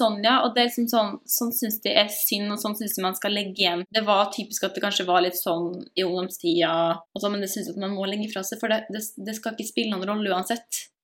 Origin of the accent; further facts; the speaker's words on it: Molde, Møre og Romsdal, Norway; moved away as an adult; now in Salzburg, Austria; jeg kommer fra Molde, som du kanskje kan høre på direkte.